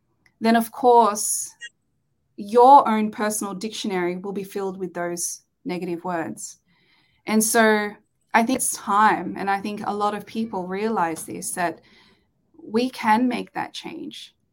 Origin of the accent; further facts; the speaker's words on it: Australia; growing up in Australia, it's the culture here is a little bit different